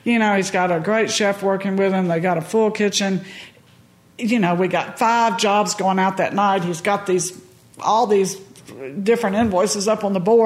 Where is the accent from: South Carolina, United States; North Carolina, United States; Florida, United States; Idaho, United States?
Florida, United States; Pensacola; also born or lived in Panama City Beach, Florida / Grayton Beach, Florida; I grew up in Pensacola, Panama City Beach